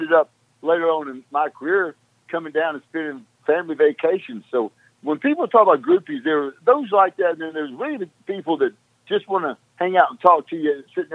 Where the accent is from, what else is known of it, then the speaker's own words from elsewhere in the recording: South Arkansas, United States; I came from South Arkansas, from a sharecropping family